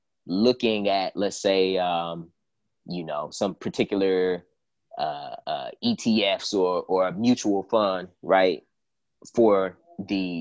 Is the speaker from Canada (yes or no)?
no; Cleveland, Ohio, United States; my hometown of Cleveland, Ohio.